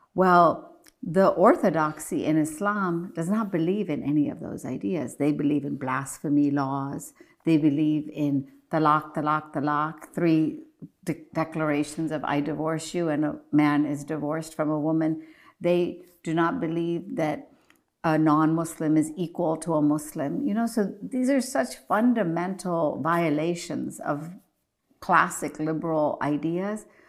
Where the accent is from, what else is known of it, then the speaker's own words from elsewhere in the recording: Morgantown, West Virginia, United States; my hometown mosque in Morgantown, West Virginia